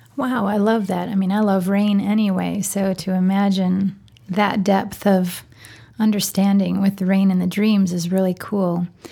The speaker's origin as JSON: {"language": "English", "region": "Wisconsin", "country": "United States", "moved": "yes", "said": "I'm from Wisconsin originally"}